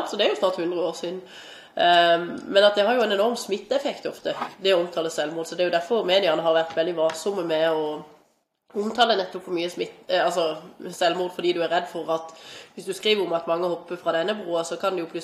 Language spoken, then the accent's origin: Norwegian; Stavanger, Rogaland, Norway; Jeg har sett, i hvert fall jeg kommer fra Stavanger, så lett å sammenligne med det, men der er det altså gratis å gå i svømmehallen for barn helt fram til de er tolv år, ikke sant.